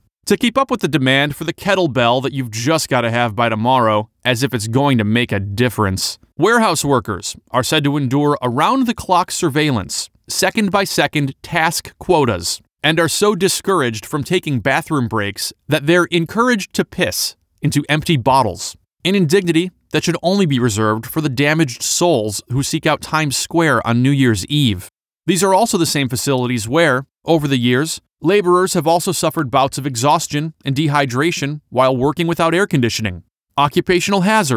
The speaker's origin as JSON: {"language": "English", "town": "Detroit", "region": "Michigan", "country": "United States", "tie": "born or raised there", "said": "Growing up in the Detroit area"}